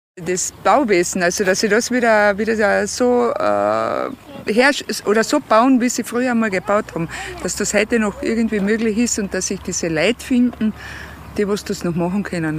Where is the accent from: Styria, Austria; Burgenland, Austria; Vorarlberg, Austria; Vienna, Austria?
Styria, Austria; Wir sind aus der Steiermark